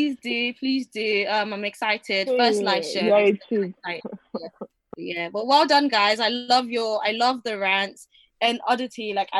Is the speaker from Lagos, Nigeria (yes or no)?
no; Ibadan, Oyo, Nigeria; I'm from Ibadan